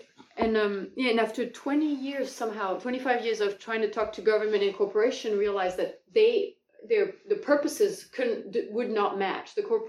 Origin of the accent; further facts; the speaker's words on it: Paris, Île-de-France, France; born there; also born or lived in New Caledonia; I was born next to Paris. But my dad was in the, or, yeah, was in the military, so we moved around a lot. Wow. And I lived in New Caledonia for a couple of years.